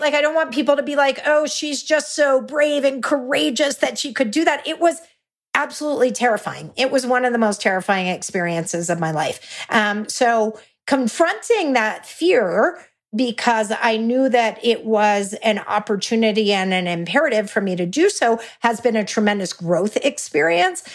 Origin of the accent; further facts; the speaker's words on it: Texas, United States; I'm a Texan